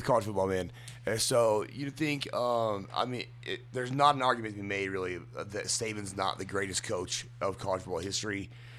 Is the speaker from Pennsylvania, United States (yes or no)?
no; Nebraska, United States; I'm from Nebraska, bro. I'm in the wrong spot, man. I'm not about the cold either, homie.